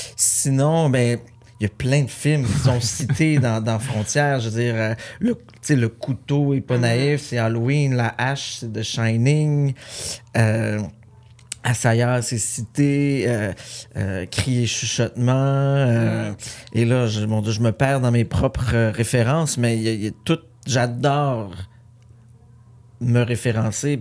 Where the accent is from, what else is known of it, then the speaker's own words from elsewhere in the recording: Saint-Armand, Quebec, Canada; j'ai tourné plusieurs films sur la ferme familiale. C'était vraiment un retour aux sources.